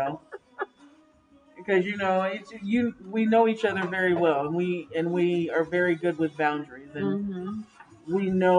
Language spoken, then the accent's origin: English; New York, United States; Nigga, I'm from New York. New York. I'm trying to be out here with all the New York songs.